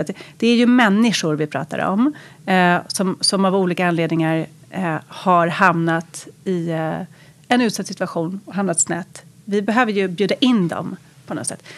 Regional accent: Lidingö, Stockholm County, Sweden; jag växte upp på Lidingö.

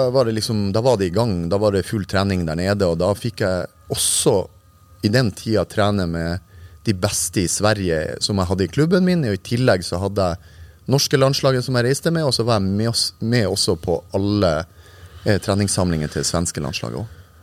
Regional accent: Narvik, Nordland, Norway; Jeg er født eh, i Narvik. Hadde tre år på Framnes. Etter det så bygde faren min hus på Ankenes, så vi flytta ut

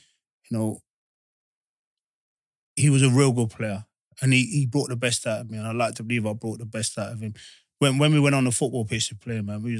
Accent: England, United Kingdom; I was born in England

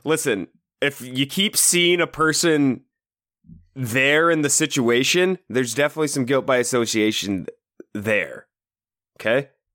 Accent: Iowa, United States; we're obviously from Iowa.

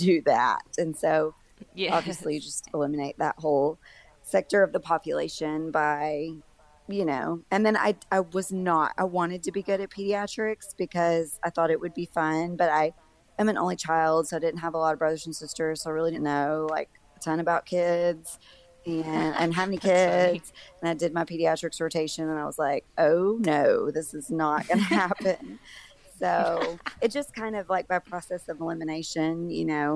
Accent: Arkansas, United States; also born or lived in Oklahoma; I'm from Arkansas, but I went to Oklahoma and did my residency over there for 4 years, and I moved back here in 2011.

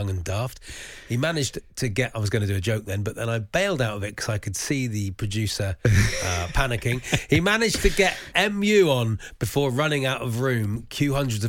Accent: Newton Abbot, South West England, United Kingdom; As a kid in Newton Abbot, growing up in Newton Abbot, every single Wednesday night was stock car bangers

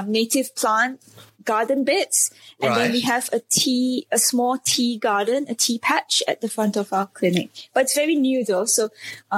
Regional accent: Singapore; I was born and raised in Singapore

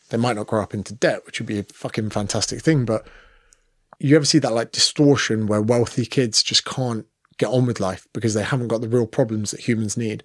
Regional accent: United Kingdom; moved away as an adult; now in Sydney, Australia; as a Brit

